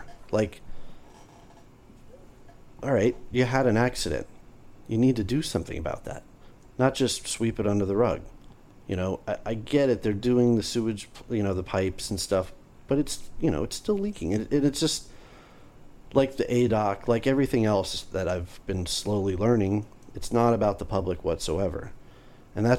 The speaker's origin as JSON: {"language": "English", "region": "Florida", "country": "United States", "tie": "born or raised there", "said": "this is my hometown"}